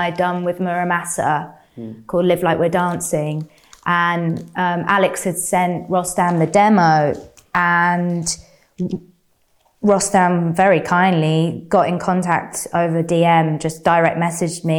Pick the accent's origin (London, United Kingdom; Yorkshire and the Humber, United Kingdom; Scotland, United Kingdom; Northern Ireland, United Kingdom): London, United Kingdom; growing up in London